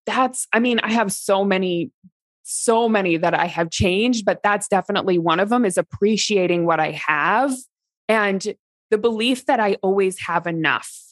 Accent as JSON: {"language": "English", "region": "Midwest", "country": "United States", "tie": "born or raised there", "said": "where I grew up in the Midwest, small town"}